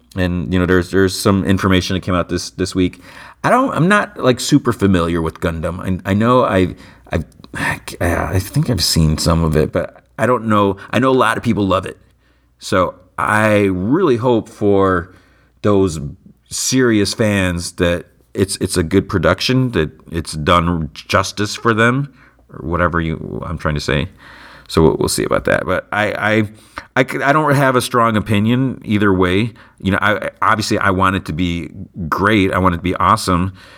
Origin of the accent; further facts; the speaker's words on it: United States; I was born in the United States